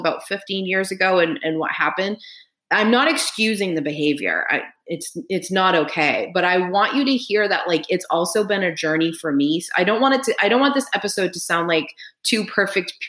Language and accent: English; United States; I grew up in American white culture.